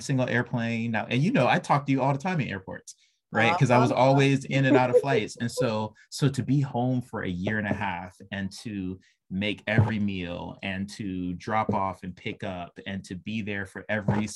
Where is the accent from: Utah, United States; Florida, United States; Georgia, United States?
Georgia, United States; Atlanta; I'm from Atlanta